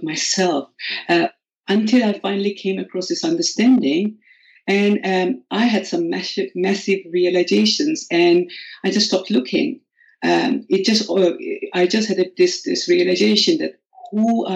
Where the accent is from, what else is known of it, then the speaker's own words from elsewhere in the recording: India; English is a second language; moved away as an adult; now in United Kingdom; I am originally from India, and I graduated from medical school in 1997.